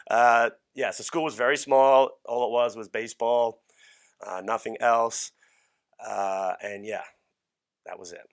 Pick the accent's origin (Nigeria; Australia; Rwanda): Australia; now in United States; I was born and raised in Australia